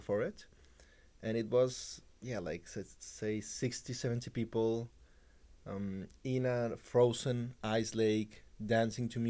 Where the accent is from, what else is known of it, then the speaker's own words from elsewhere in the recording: Colombia; moved away as an adult; now in Oxford, United Kingdom; I'm from Colombia